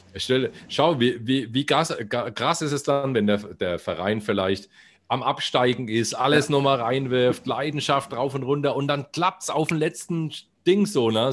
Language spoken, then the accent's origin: German; Bamberg, Bavaria, Germany; accent: Franconian R; now in Bayreuth, Germany; weil das meine Heimatstadt